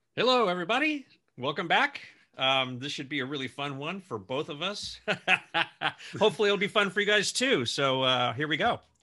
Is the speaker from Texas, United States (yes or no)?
yes; Houston, Texas, United States; moved away; also born or lived in California; I'm originally from Houston, Texas.